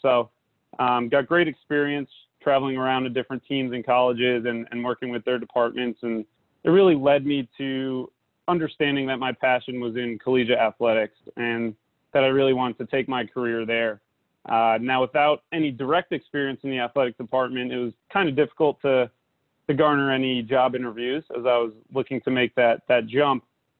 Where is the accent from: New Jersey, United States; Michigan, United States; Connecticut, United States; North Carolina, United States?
New Jersey, United States; Northern; moved away as an adult; also born or lived in Virginia; I'm from Northern New Jersey, so I moved back home